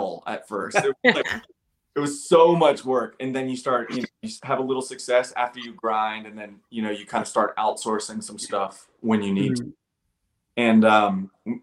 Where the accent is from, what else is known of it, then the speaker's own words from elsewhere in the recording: Cincinnati, Ohio, United States; I'm from Cincinnati